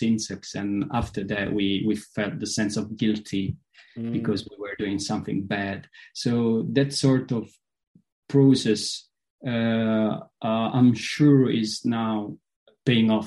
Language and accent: English; Potenza, Basilicata, Italy; my hometown, Potenza, is a very, very Scottish city